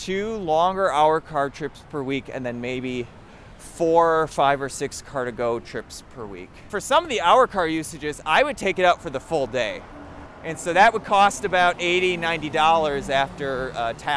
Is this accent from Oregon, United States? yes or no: no; southeastern Wisconsin, United States; moved away; my hometown in southeastern Wisconsin